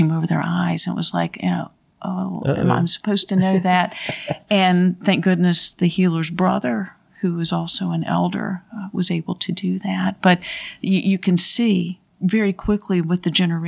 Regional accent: Thomasville, North Carolina, United States; I grew up in Thomasville

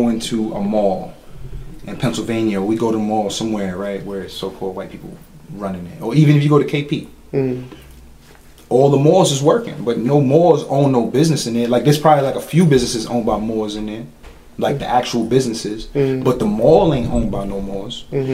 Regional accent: Dominican Republic; moved away; I'm Dominican. I was born there. I don't speak Spanish, but I was born there

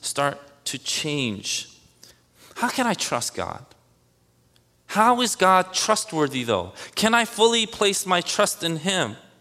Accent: United States; One thing I am very proud of as an American

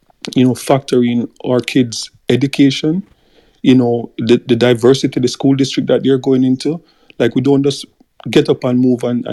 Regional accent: Jamaica

